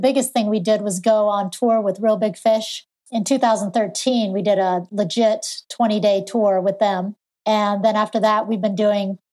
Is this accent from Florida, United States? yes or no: no; Pierce, Colorado, United States